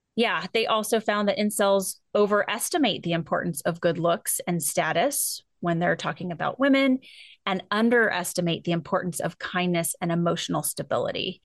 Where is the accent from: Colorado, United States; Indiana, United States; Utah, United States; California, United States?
California, United States; I'm from California.